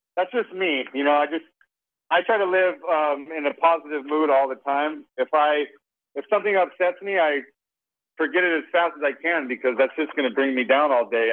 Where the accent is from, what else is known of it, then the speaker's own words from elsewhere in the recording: Las Vegas, Nevada, United States; growing up in Las Vegas